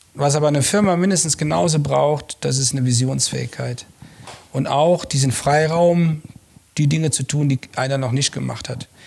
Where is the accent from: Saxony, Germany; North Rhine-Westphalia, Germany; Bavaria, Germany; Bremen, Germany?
North Rhine-Westphalia, Germany; Langerwehe; moved away as an adult; also born or lived in Munich; now in Regensburg, Germany; ich bin ja in Langerwehe groß geworden, äh, zwischen Köln und Aachen